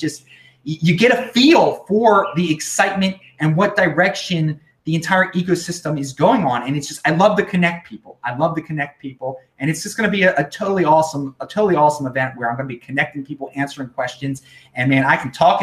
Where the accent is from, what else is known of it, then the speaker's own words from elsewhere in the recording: United States; I'm from the United States